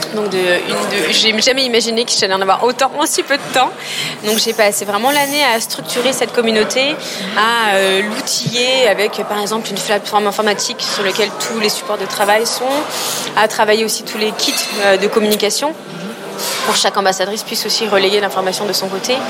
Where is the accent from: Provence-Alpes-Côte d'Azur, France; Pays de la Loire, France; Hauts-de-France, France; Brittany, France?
Provence-Alpes-Côte d'Azur, France; Aix-en-Provence; Je viens d'Aix-en-Provence